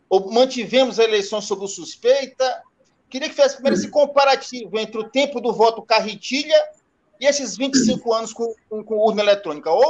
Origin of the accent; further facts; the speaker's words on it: Maranhão, Brazil; somos militantes aqui do Maranhão, eu sou maranhense